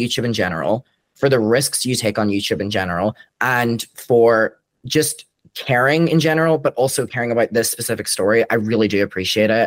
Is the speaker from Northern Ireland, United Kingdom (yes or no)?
yes; Derry, Northern Ireland, United Kingdom; now in Brighton, United Kingdom; I'm from Derry in Ireland and I moved to Brighton.